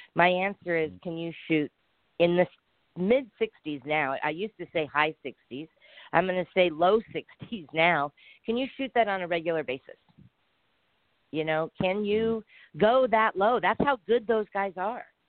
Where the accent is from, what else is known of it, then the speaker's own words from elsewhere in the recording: San Diego, California, United States; I came from San Diego, California